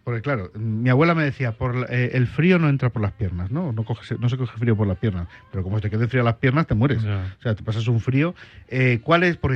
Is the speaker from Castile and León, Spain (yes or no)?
no; Santander, Cantabria, Spain; Me falta Santander, porque tú has, has viajado mucho a Santander, a mi tierra, has veraneado mucho allí.